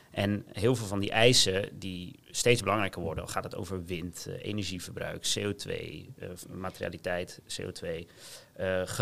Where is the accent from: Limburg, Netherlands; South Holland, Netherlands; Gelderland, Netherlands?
South Holland, Netherlands; Gouda